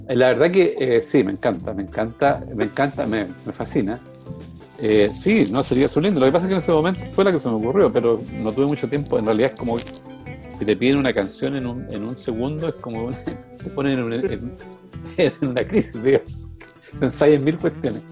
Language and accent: Spanish; Chile; me siento muy chileno